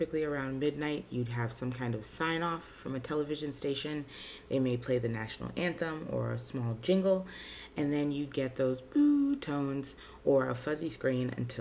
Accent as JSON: {"language": "English", "town": "Chicago", "region": "Illinois", "country": "United States", "tie": "born or raised there", "said": "as a kid growing up in Chicago"}